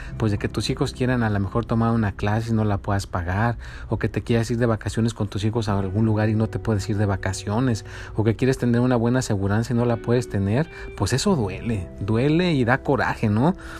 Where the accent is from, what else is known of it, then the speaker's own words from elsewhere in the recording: Mexico; now in United States; yo soy mexicano